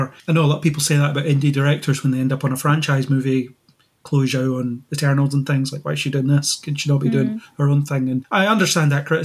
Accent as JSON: {"language": "English", "town": "Falkirk", "region": "Scotland", "country": "United Kingdom", "said": "We are both from Falkirk"}